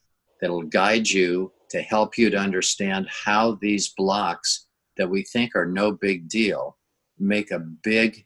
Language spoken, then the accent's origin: English; Minnesota, United States; moved away as an adult; now in La Jolla, California, United States; I grew up in Minnesota.